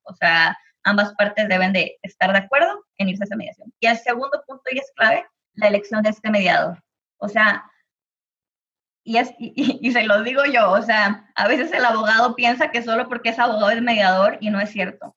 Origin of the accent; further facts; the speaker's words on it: Monterrey, Nuevo León, Mexico; yo que soy de Monterrey